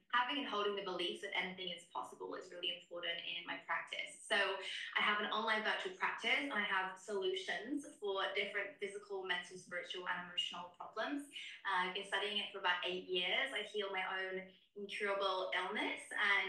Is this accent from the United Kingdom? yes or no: yes; United Kingdom; now in Miami, United States; I am a British naturopath and nutritional therapist. I'm currently living in Miami